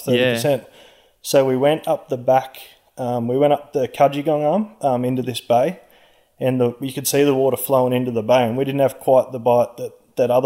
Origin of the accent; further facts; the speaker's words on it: Orange, New South Wales, Australia; I'm from Orange